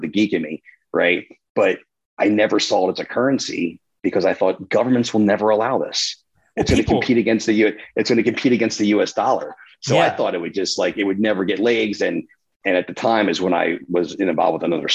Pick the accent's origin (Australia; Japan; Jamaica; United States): United States; New Jersey; which is my hometown